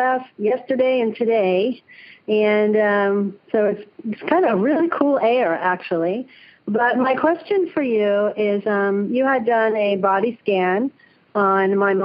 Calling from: San Jose, California, United States; I'm calling from San Jose, California.

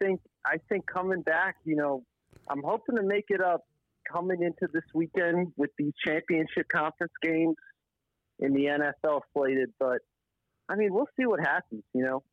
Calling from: Connecticut, United States; Hey, it's … calling out of Connecticut here.

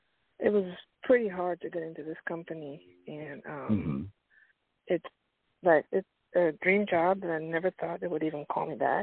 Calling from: Pennsylvania, United States

